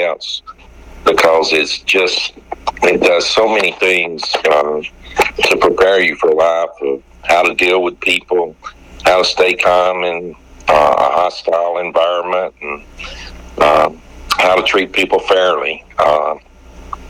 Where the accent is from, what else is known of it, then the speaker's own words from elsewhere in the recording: Guntersville, Alabama, United States; moved away as an adult; now in Jacksonville, United States; I grew up in Gunnersville, Alabama